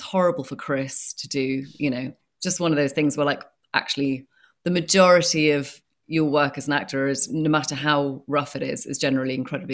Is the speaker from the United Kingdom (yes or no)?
yes; United Kingdom; I'm British